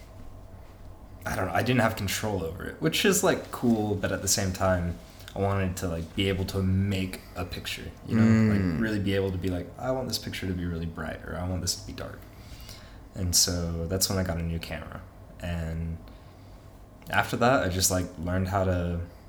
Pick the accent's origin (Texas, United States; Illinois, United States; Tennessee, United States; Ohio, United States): Texas, United States; Amarillo; also born or lived in Canyon, Texas; I was born and raised in Amarillo and went to school in Canyon